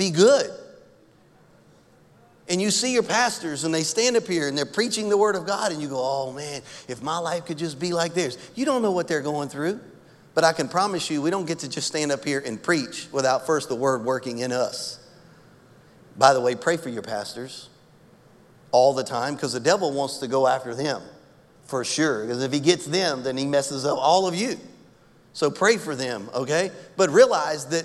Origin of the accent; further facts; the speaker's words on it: Louisiana, United States; I'm from Louisiana.